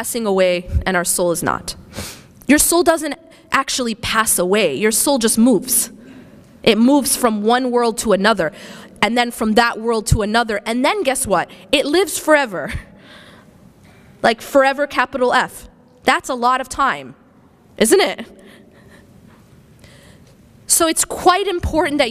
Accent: Wisconsin, United States; now in California, United States; I grew up in the Midwest. I grew up in Wisconsin

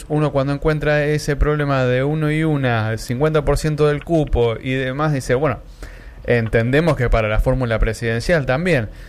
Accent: Argentina; Sí, somos Argentina.

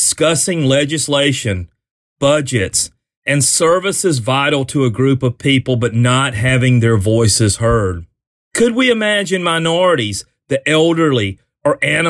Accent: South Carolina, United States; my home state, South Carolina

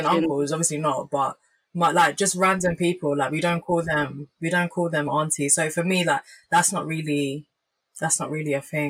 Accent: Jamaica; I'm Jamaican.

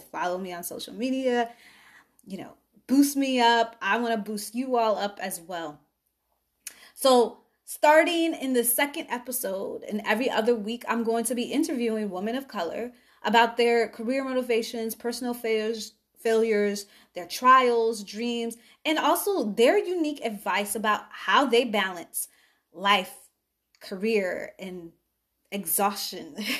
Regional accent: Chicago, Illinois, United States; I'm from Chicago. Grew up in the South Suburbs

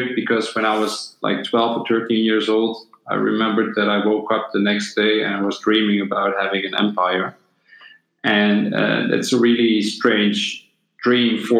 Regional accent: Netherlands; also born or lived in Bosnia and Herzegovina; When I was 6 years old, me and my family moved to the Netherlands. And before that, we lived in former Yugoslavia

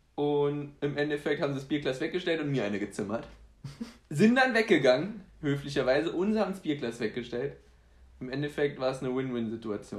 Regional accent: Saarbrücken, Saarland, Germany; also born or lived in Poland; wir sind aus Saarbrücken

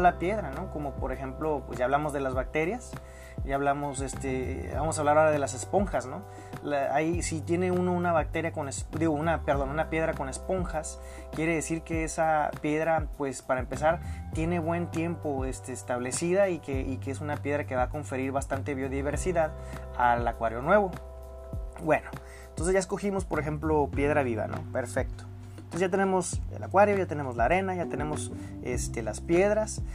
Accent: Mexico; yo soy mexicano

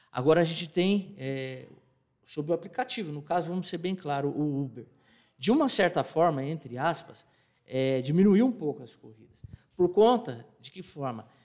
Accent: São Paulo, Brazil; now in Assis, Brazil; eu, eu, sou paulistano, eu estou aqui em Assis há 23 anos, entendeu? E os meus irmãos, por, por do destino, lá em São Paulo, dois são taxistas.

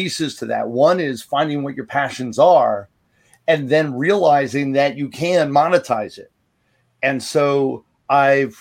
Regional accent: New York City, New York, United States; I grew up in New York City, so I've always equated myself to being a scrapper

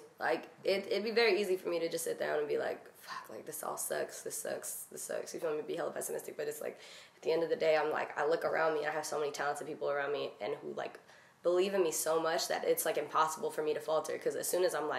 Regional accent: Stockton, California, United States; even the kids I've met after not talking to them that like I grew up with in Stockton are like, damn, like you really finna do this.

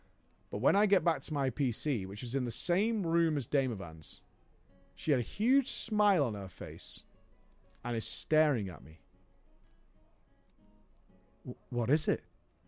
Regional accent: Toronto, Ontario, Canada; wanted to spend more time in my hometown of Toronto.

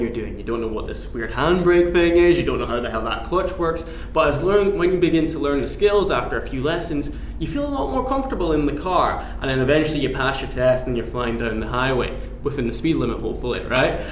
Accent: Aberdeen, Scotland, United Kingdom; now in Glasgow, United Kingdom; I'm originally from Aberdeen, but I'm based now in Glasgow, Scotland's

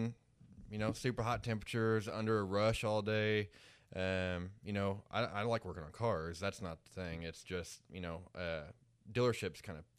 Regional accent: Tulsa, Oklahoma, United States; born or raised there; also born or lived in Lake of the Ozarks, Missouri

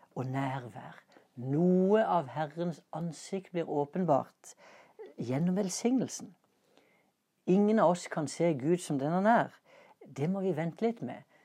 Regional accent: Norway; Passet mitt det inneholder et stempel som viser at jeg er norsk statsborger

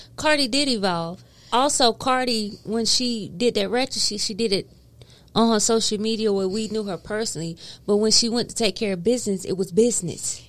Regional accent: the South, United States; I'm from the South.

